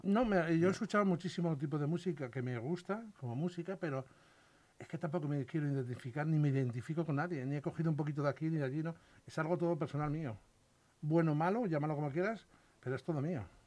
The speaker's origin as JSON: {"language": "Spanish", "area": "Salamanca", "region": "Castile and León", "country": "Spain", "said": "yo soy de Salamanca y en los pueblos de allí de Salamanca es muy típico cada familia tener un apodo"}